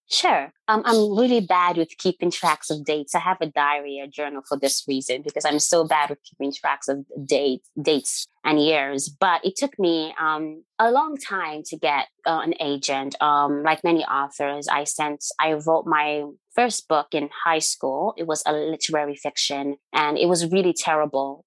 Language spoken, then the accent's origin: English; Nigeria; moved away; I don't live there. When I lived there, I was young